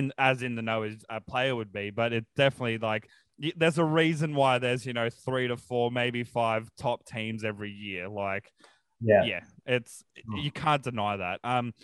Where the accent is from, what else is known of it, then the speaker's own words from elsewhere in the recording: Central Coast, New South Wales, Australia; also born or lived in Brisbane, Queensland; I was born in Brizzy, but, you know, down on the Central Coast from when I was four